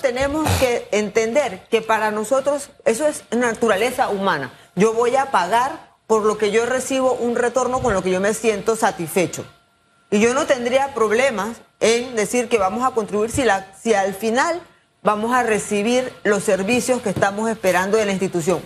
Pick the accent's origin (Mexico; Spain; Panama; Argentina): Panama; Como ciudadanos, como panameños